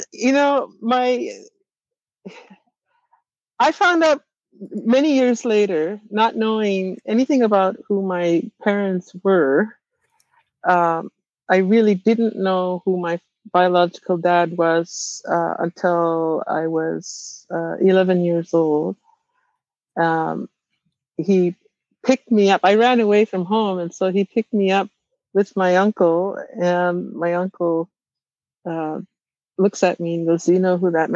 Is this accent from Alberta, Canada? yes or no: no; Wagmatcook, Cape Breton Island, Nova Scotia, Canada; first language Mi'kmaq; also born or lived in Boston; I was lucky enough to grow up in Wego'oma with my language and my culture